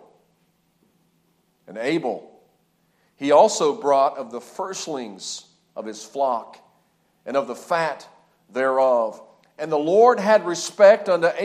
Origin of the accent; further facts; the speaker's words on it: Lewisburg, West Virginia, United States; moved away as an adult; also born or lived in Hanau, Germany; I grew up in the Lewisburg, West Virginia area